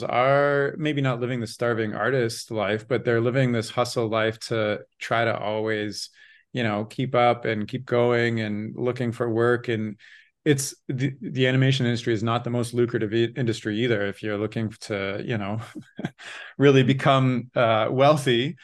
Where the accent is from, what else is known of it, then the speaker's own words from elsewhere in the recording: Canada; I grew up in the Canadian education system